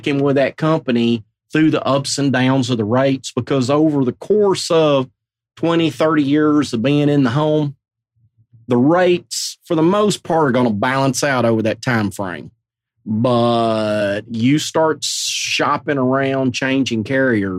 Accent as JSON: {"language": "English", "region": "Arkansas", "country": "United States", "tie": "born or raised there", "also_born_or_lived": "Nashville, Tennessee", "moved": "as an adult", "lives_now": "Mount Juliet, United States", "said": "born and bred in Arkansas"}